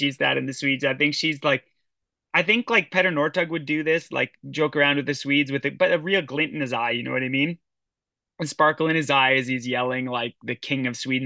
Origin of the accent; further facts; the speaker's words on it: Canada; I'm Canadian